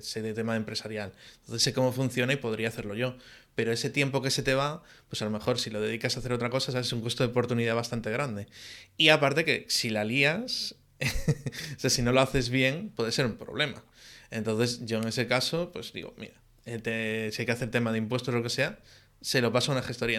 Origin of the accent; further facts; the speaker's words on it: Galicia, Spain; soy muy gallego también